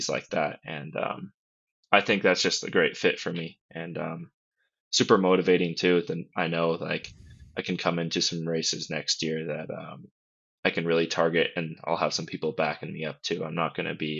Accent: Colorado, United States; I'm from Colorado too

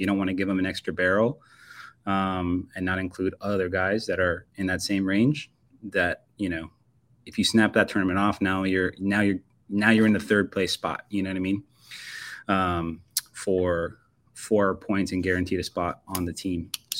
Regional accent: Florida, United States; also born or lived in Miami; Well, I mean, I'm from Florida, and 6 hours, you're not even out of the state. When I lived in Miami

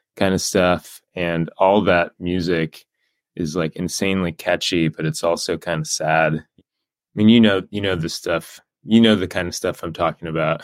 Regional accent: Encinitas, California, United States; moved away as an adult; also born or lived in Davis, California; now in San Francisco, United States; I grew up in North County, San Diego, so, like, Encinitas area

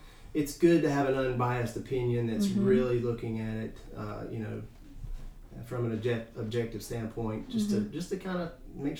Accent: Clemmons, North Carolina, United States; You know, just a little bit about me. I'm a local guy. I grew up here in Clemens.

